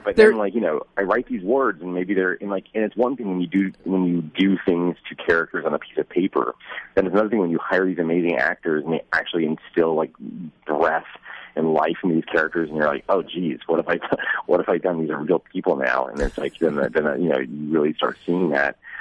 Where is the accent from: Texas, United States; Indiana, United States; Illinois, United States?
Texas, United States; Dallas; I grew up in Dallas Texas